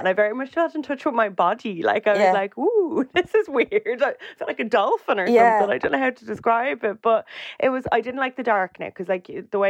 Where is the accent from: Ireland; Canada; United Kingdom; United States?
Ireland; But like, we're Irish people, we're really nosy.